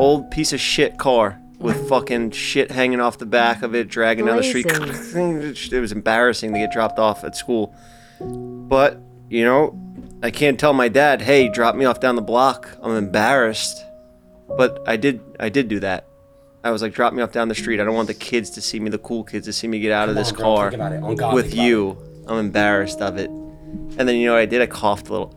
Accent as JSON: {"language": "English", "town": "New York City", "region": "New York", "country": "United States", "tie": "born or raised there", "said": "When I was a little kid growing up in Staten Island"}